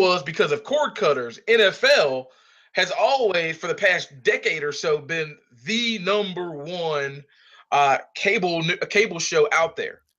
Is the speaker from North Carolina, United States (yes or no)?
yes; Sanford, North Carolina, United States; hailing from, uh, Sanford, North Carolina.